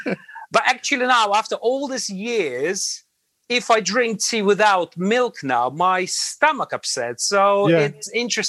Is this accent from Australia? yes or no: no; Latvia; English is a second language; moved away as an adult; now in London, United Kingdom; I was born in Latvia. And so I went to school, I went to college, then I went to army, military service. And after military service, I worked for about 2.5-3 years in Latvia.